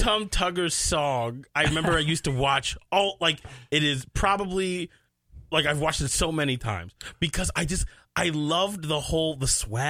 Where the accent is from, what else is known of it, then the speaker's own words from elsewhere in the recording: Rosemount, Minnesota, United States; also born or lived in Bronx, New York; I was born in Bronx, New York, but what I tell people where I'm from is from Rosemont, Minnesota.